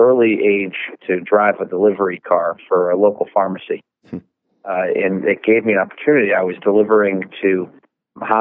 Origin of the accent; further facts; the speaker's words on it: New Haven area, Connecticut, United States; I was born and raised in Connecticut in the New Haven area